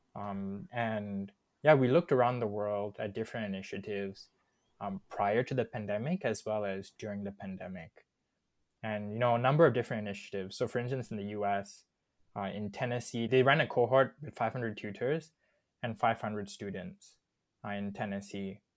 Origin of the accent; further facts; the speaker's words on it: Subang Jaya, Selangor, Malaysia; also born or lived in Kajang, Malaysia / Warwick, United Kingdom; I was born in Subang, actually, but right now living in Kajang.